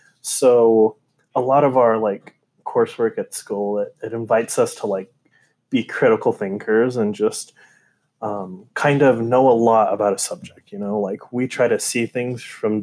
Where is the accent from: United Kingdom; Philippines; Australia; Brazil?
Brazil; born there; I lived in Argentina for 2 years, and I was born in Brazil too.